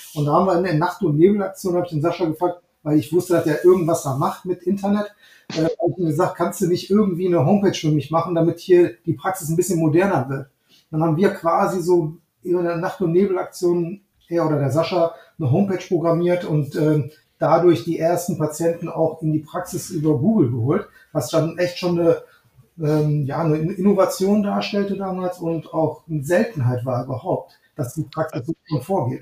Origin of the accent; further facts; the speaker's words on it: Neuss, North Rhine-Westphalia, Germany; also born or lived in Düsseldorf; Ich ähm, bin aufgewachsen in Neuss und in Düsseldorf zur Schule gegangen